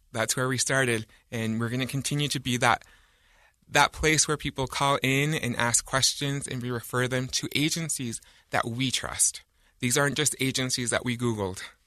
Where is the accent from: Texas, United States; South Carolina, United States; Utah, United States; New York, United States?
Utah, United States; I grew up in Utah County